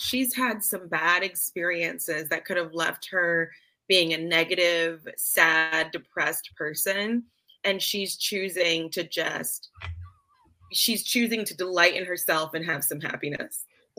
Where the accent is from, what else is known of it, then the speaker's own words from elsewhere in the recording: Georgia, United States; I grew up in Georgia, y'all.